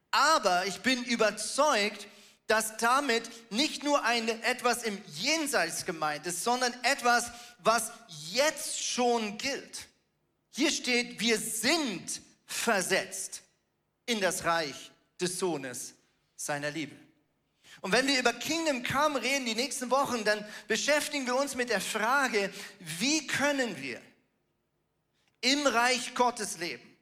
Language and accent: German; Germany; born there; ich bin ja von der Staatsbürgerschaft her ein Schweizer, ich bin in Deutschland geboren